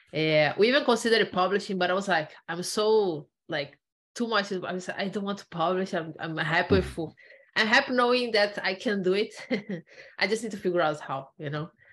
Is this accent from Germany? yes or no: no; Brazil; moved away as an adult; also born or lived in Ireland; I'm originally from Brazil. So I, uh-huh. I did my undergrad there, I did a master there, and then I decided in 2013 to do a PhD and I came to Ireland.